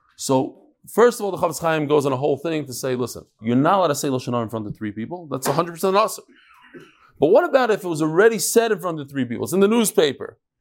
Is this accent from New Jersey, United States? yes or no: yes; Lakewood, New Jersey, United States; I was born in Lakewood fifty years ago today.